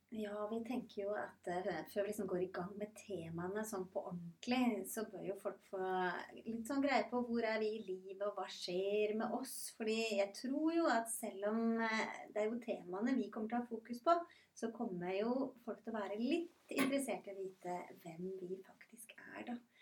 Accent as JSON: {"language": "Norwegian", "town": "Rygge", "region": "Østfold", "country": "Norway", "also_born_or_lived": "Bergen", "moved": "yes", "lives_now": "Randaberg, Norway", "said": "Både du og jeg er jo innflyttere. Jeg kommer fra Rygge i Østfold. Har bodd eh, 16 år i Bergen."}